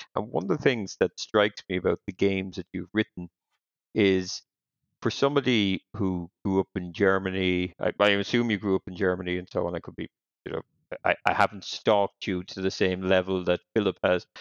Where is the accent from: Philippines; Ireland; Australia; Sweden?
Ireland; I'm Irish